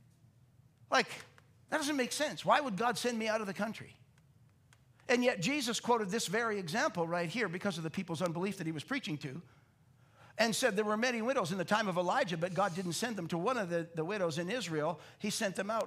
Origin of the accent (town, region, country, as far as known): Canada